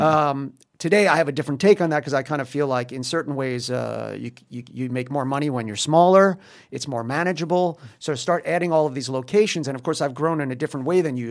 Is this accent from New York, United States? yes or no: yes; New York, United States; moved away as an adult; now in Paris, France; I'm from New York